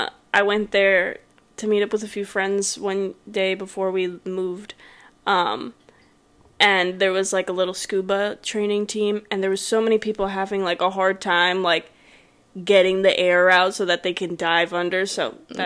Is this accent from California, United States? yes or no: no; Florida, United States; growing up in Florida